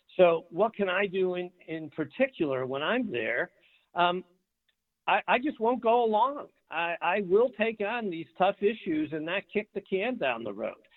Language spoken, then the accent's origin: English; Detroit, Michigan, United States; I grew up in Detroit, uh, not in a particularly affluent area